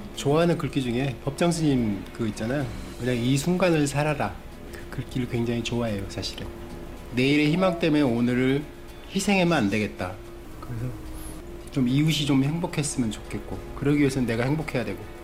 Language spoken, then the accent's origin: Korean; Jangsu, North Jeolla, South Korea; now in Seoul, South Korea; 고향은 전라북도 장수예요. 장수는 완전히 깡촌이에요, 사실은.